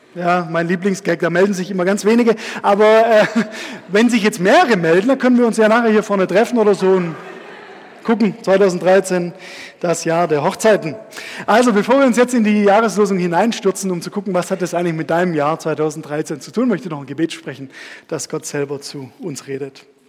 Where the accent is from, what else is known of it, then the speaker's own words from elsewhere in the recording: Stuttgart, Baden-Württemberg, Germany; Da bin ich auch aufgewachsen, so seitdem ich ähm, zehn war.